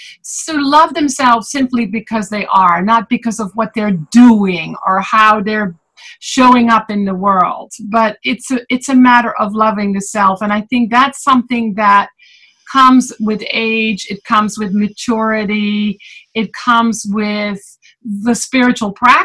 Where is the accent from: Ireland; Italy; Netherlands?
Netherlands; moved away as an adult; also born or lived in Fort Lauderdale, Florida; now in United States; I was born and raised in the Netherlands